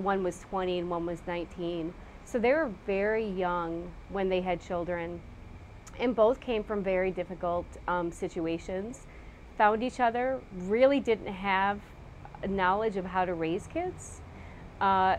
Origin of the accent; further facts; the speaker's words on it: Waukegan, Illinois, United States; also born or lived in Lake Forest, Illinois; I was raised in a community called Waukegan, Illinois, so I'm a Midwest girl